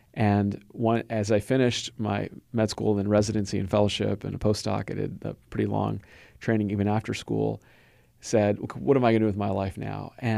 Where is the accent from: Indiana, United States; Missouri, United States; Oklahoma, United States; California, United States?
California, United States; Los Angeles; I was born and raised in Southern California in the LA area.